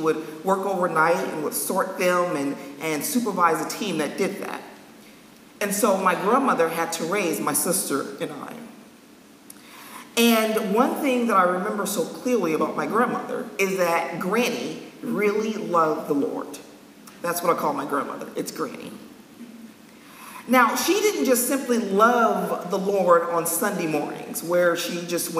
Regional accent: Los Angeles, California, United States; moved away as an adult; now in New England, United States; I was born and raised in California, Los Angeles

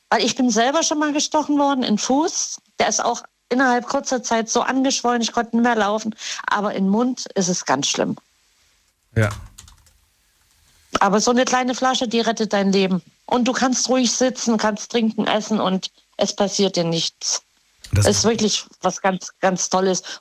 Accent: West Germany, Germany; Ich, du weißt ja, ich bin ja von hier also von Westdeutschland in die DDR gezogen und dann wieder zurück.

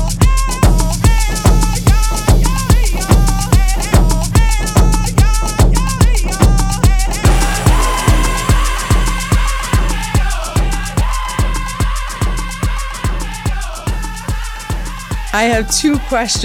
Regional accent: Kitigan Zibi Anishinabeg, Quebec, Canada; I'm an entrepreneur from Kittagong Zibi Anishinaabe

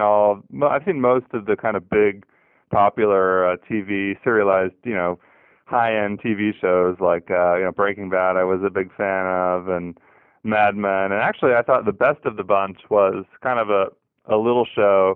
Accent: Southern California, United States; also born or lived in Texas / Northeast United States; now in New Orleans, United States; I grew up in Southern California

